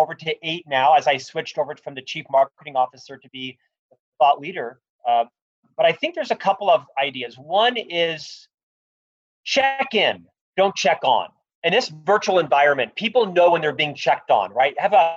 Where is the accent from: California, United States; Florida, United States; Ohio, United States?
Florida, United States; Orlando; now in Salt Lake City, United States; I'm actually from Orlando, Florida, originally. I live here now in Salt Lake City